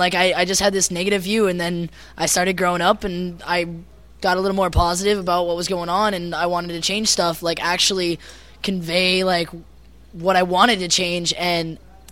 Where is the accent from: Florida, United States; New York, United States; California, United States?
California, United States; Orange County, Southern; now in Idaho, United States; me and Chris are actually from Southern California. We're actually originally from, like, the Orange County area